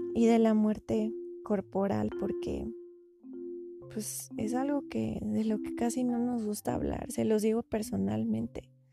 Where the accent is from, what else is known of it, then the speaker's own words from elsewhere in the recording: Mexico; yo soy de México